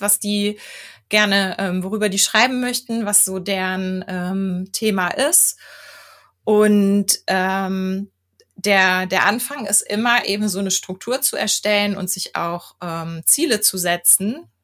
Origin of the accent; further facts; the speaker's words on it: Germany; ich bin in Deutschland geboren